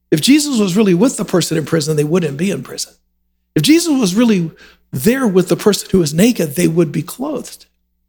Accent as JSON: {"language": "English", "country": "United States", "said": "we as American Christians"}